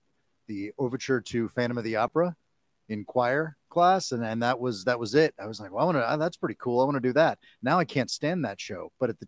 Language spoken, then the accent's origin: English; Dayton, Ohio, United States; now in Clarksville, United States; Originally, I'm from Dayton, Ohio.